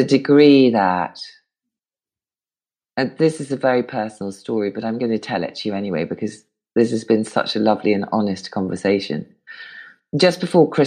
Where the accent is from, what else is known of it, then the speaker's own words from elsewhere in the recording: United Kingdom; I'm British and brought up not to pay myself compliments